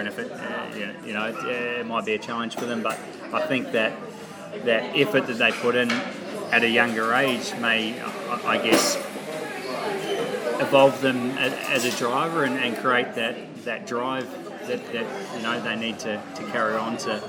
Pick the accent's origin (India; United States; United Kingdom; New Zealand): New Zealand; Yeah, so I don't know what causes that, but I'm happy I'm a Kiwi.